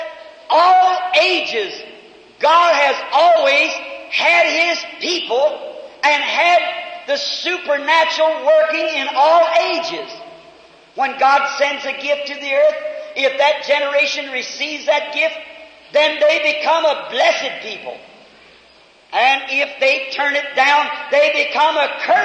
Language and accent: English; United States; I'm an American.